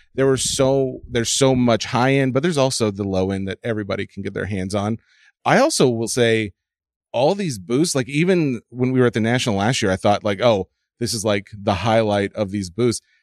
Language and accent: English; Nashville, Tennessee, United States; I'm born and raised in Nashville. That's the South